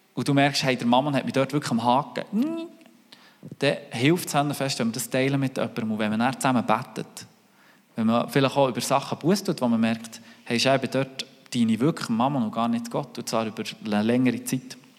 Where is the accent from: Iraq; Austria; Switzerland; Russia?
Switzerland; wie sind wir mit dem Reichtum umgegangen als Schweizer